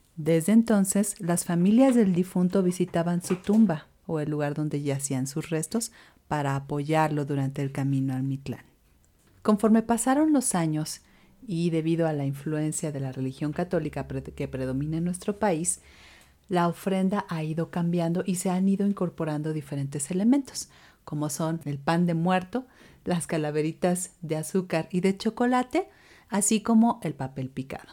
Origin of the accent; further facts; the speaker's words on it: Mexico; como mexicanos